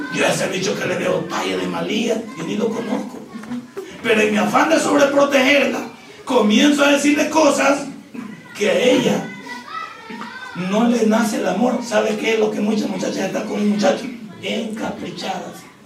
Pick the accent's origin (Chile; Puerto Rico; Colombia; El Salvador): El Salvador